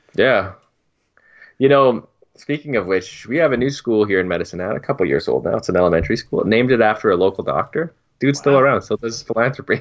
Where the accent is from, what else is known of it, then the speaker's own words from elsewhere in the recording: Turks & Caicos Islands; moved away; when I was growing up in Turks